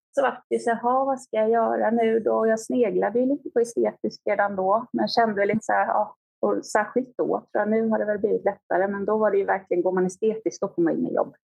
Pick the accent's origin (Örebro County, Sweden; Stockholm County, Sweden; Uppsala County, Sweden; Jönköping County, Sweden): Stockholm County, Sweden; Stockholm; moved away as an adult; also born or lived in Växjö; jag är född och uppvuxen i Stockholm